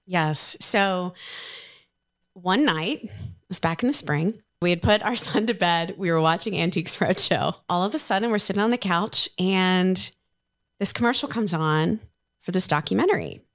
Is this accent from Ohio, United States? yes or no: yes; Ohio, United States; moved away as an adult; now in Nashville, United States; when I moved to Nashville from, from Ohio back in two thousand eight